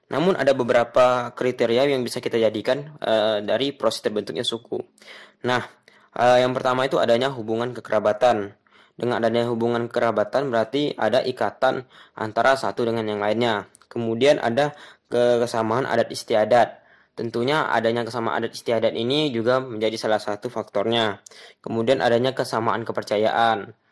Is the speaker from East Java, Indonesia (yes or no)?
no; Riau, Indonesia; saya ambil dari salah satu suku di daerah saya, yaitu di daerah Provinsi Riau